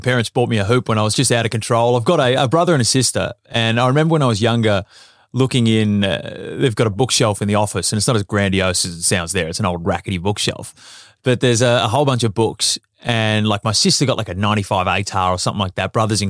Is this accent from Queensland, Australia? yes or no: no; South Melbourne, Victoria, Australia; MZAC, South Melbourne.